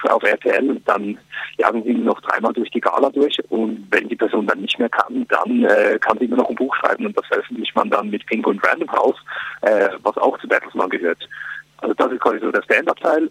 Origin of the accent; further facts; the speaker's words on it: Switzerland; now in Germany; das Leben als Schweizer in Deutschland